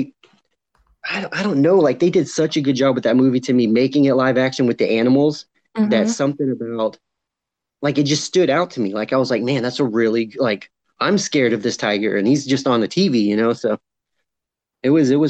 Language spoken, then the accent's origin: English; Charleston, South Carolina, United States; I'm from Charleston, South Carolina